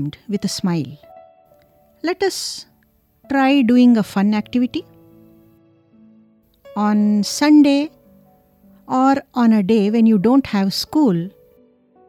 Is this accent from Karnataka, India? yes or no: yes; Karnataka, India; In my hometown in Karnataka, we have a lot of buffaloes.